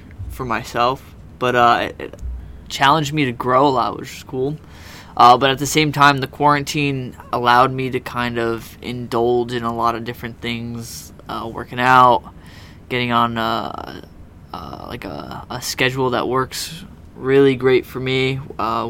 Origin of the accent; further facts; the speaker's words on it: United States; I'm an American